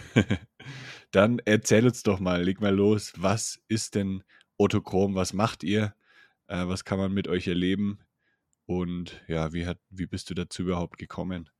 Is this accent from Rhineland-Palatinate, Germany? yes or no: no; Franconia, Bavaria, Germany; accent: Franconian; ich komme ja auch aus Bayern, also eigentlich aus Franken